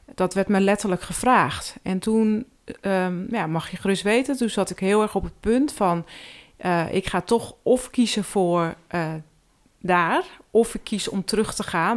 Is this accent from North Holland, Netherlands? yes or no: yes; Hoogwoud, North Holland, Netherlands; also born or lived in Heiloo; Ik ben geboren in Hoogwoud.